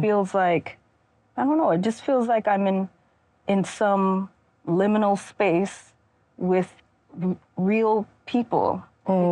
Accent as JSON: {"language": "English", "region": "Mississippi", "country": "United States", "tie": "born or raised there", "said": "I made the decision to return home mm-hmm. and to live and work and write at home as an adult"}